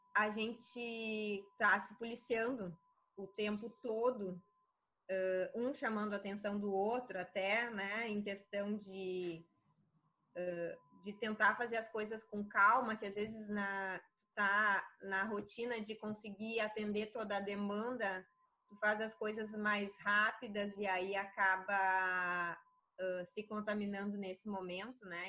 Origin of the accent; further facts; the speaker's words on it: Crissiumal, Rio Grande do Sul, Brazil; Sou do interior do Rio Grande do Sul, da cidade de Criciúmal